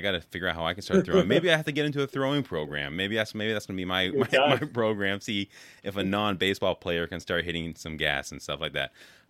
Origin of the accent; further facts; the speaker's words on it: California, United States; I grew up in California